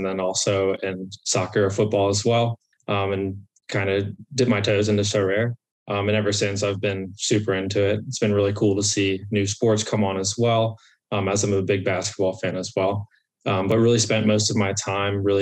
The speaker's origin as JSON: {"language": "English", "country": "United States", "tie": "born or raised there", "said": "I'm from the Baltimore DC area, born and raised"}